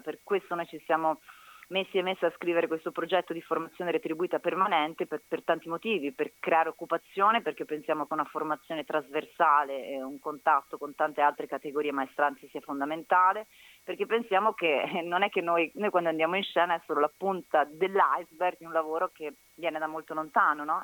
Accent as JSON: {"language": "Italian", "town": "Brescia", "region": "Lombardy", "country": "Italy", "moved": "yes", "lives_now": "Rome, Italy", "said": "Sono bresciana"}